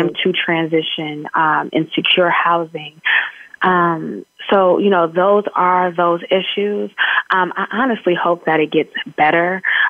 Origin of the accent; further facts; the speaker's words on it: San Francisco, California, United States; I'm from San Francisco, California